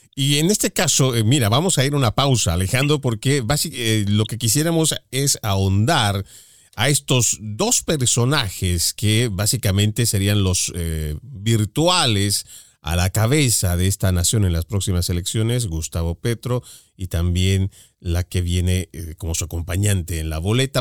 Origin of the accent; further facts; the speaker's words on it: Bolivia; mi país, en Bolivia